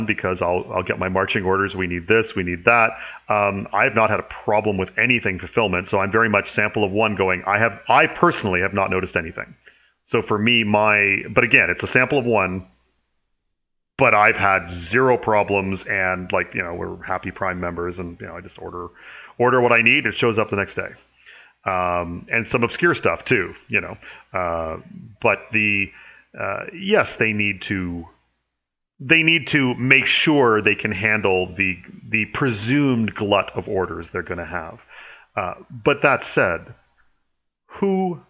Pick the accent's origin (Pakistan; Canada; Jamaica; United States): Canada; speaking as a Canadian here